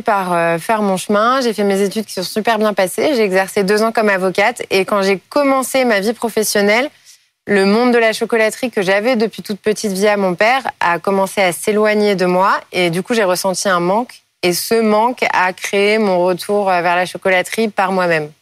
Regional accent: Paris, Île-de-France, France; je suis née à Paris, je suis une fervente parisienne

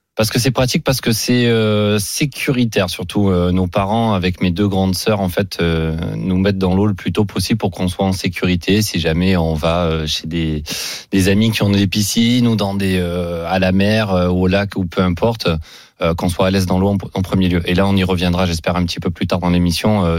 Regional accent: Aubagne, Provence-Alpes-Côte d'Azur, France; c'est ma ville natale

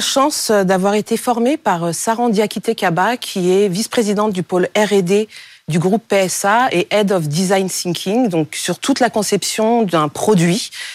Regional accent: Cameroon; au Cameroun, mon pays d'origine, il y a plus de 250 langues

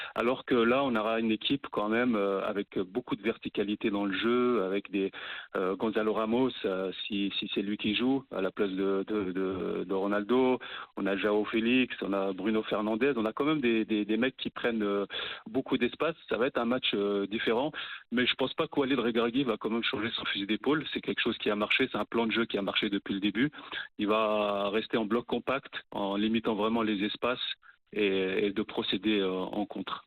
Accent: Morocco; En tant que Marocain

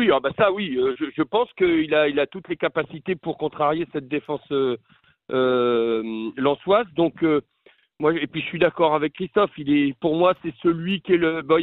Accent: France; Moi, je ne peux pas me l'interdire en tant que Français.

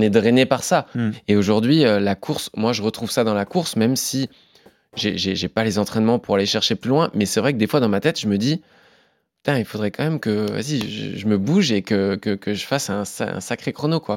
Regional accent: Forbach, Grand Est, France; now in Paris, France; Je suis originaire de Forbach

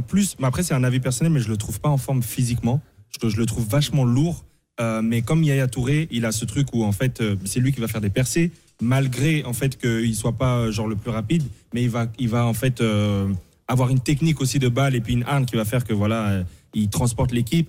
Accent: Paris, Île-de-France, France; born or raised there

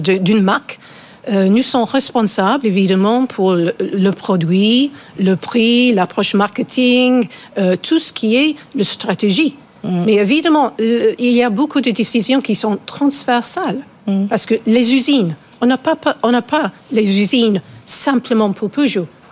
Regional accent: England, United Kingdom; French is a second language; now in France; Je suis anglaise avec nationalité française

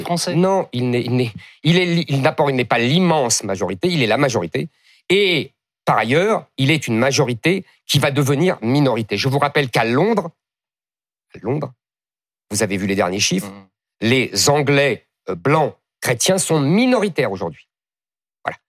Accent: France; je suis français

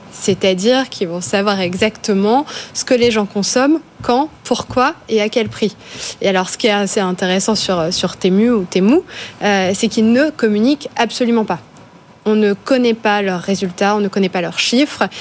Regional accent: Charleville-Mézières, Grand Est, France; je viens de Charleville-Mézières, euh, dans les Ardennes

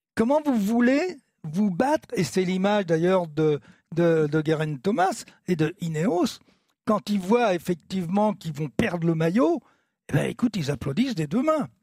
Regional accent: France; on est français

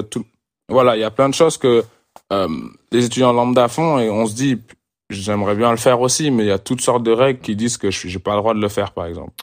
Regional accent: France; moved away; en tant que Français

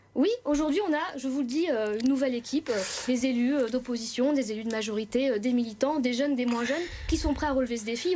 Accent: Pévèle, Hauts-de-France, France; also born or lived in Aubourdin; J'ai commencé à militer à Sisouin, parce que je viens de la Pévelle, et aujourd'hui, je milite à Aubourdin

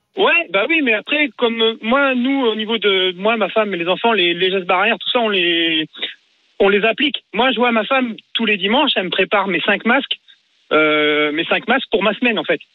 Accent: Mayenne, Pays de la Loire, France; je suis de la Mayenne

